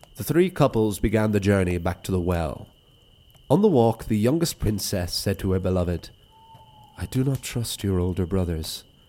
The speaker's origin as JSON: {"language": "English", "town": "Wicklow", "region": "Leinster", "country": "Ireland", "tie": "born or raised there", "said": "my hometown"}